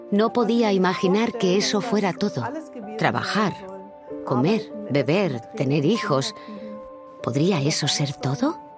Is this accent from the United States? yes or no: no; East Germany, Germany; Crecí en Alemania del Este